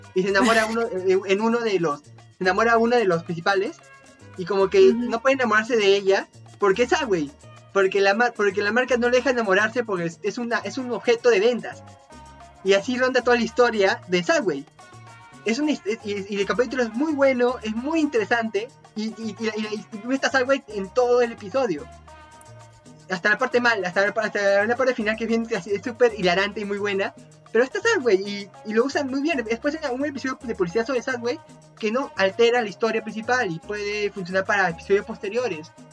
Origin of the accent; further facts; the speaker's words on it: Peru; soy peruano y realmente me gusta apoyar el arte que se fabrica acá en Perú